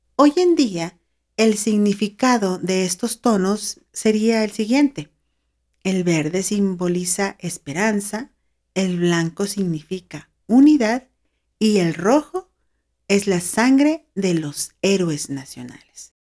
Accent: Mexico; also born or lived in San Luis Potosí; acá en mi país, México

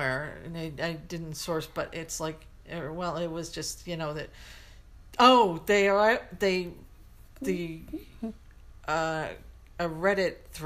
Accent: United States; As an American, as a woman, as a gay woman

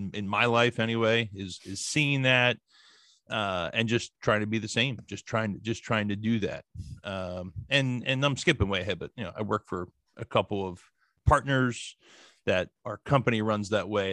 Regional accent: New Jersey, United States; I grew up in New Jersey

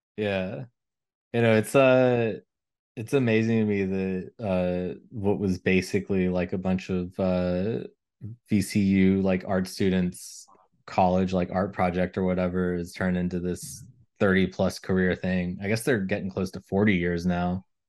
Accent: Elizabethtown, Kentucky, United States; moved away; my hometown in, um, Elizabethtown, Kentucky

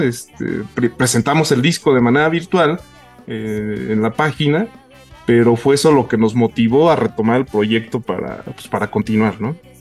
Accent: Mexico; nosotros como mexicanos

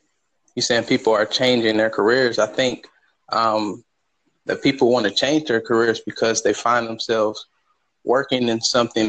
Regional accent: Michigan, United States; I am from Michigan.

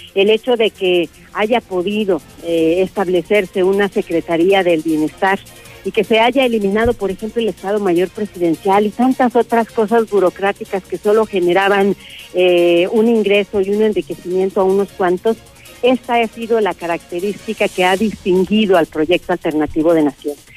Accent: Mexico; mexicanos y mexicanas como nosotros

